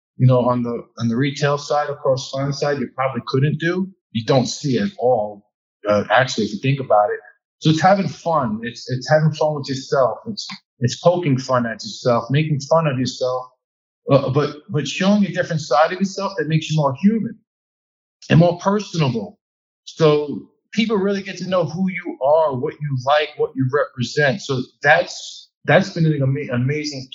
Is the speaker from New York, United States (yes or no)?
yes; New York City, New York, United States; accent: Brooklyn, New York; the Brooklyn, New York is coming out of me. Like, you can probably hear me now. My accent's getting a little bit thicker